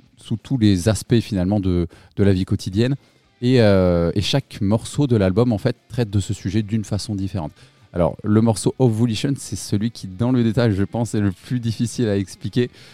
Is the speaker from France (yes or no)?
yes; Limousin, Nouvelle-Aquitaine, France; now in Toulouse, France; à la base, moi, je suis pas de Toulouse, je suis du Limousin